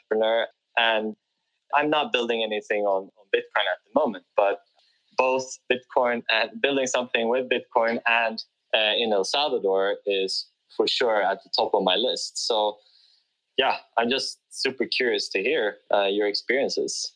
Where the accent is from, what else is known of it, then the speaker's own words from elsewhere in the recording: Sweden; Sweden, my home country